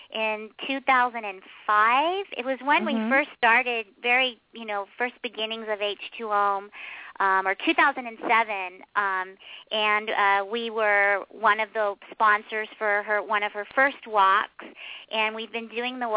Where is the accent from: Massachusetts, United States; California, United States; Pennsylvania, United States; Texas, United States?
Pennsylvania, United States; Pittsburgh; we're both from Pittsburgh